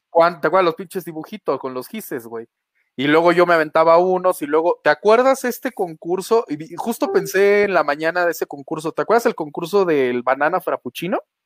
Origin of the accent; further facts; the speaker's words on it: Jarocho, Veracruz, Mexico; now in Mexico City, Mexico; yo como buen jarocho, pues café desde que nací